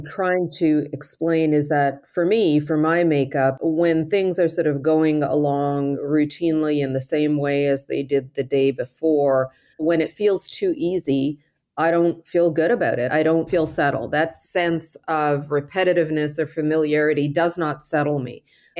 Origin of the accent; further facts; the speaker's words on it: Cairo, Cairo Governorate, Egypt; born there; moved away; my history, which is in the Middle East, I was born in Cairo, although I only lived there for a brief period of time, equally shaped me.